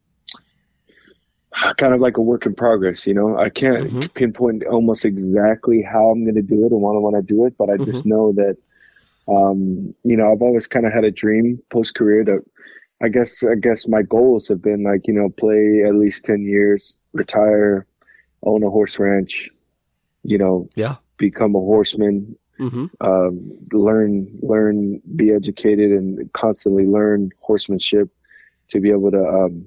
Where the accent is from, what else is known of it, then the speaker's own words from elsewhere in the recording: Utah, United States; moved away as an adult; growing up in Utah, we'd love to be back in Utah